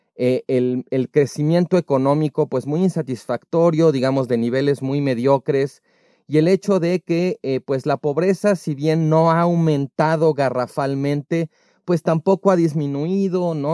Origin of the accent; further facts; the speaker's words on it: Mexico; la que tenemos los mexicanos de México